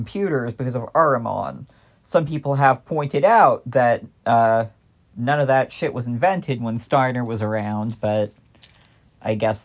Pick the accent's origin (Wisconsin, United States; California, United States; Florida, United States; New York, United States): California, United States; I am a Californian